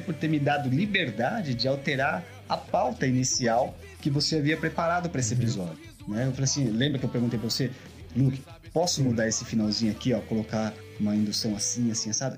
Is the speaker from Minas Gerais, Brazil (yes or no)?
no; São Paulo, Brazil; os dois somos de São Paulo.